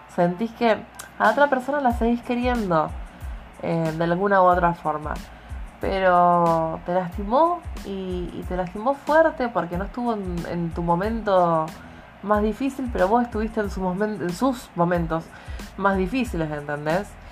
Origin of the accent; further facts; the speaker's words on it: Argentina; Como buena argentina que soy.